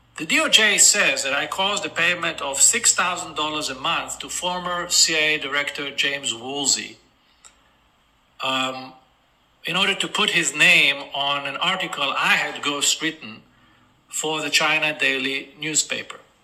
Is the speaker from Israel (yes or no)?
yes; Israel; in my home country of Israel, where I reside most of the time.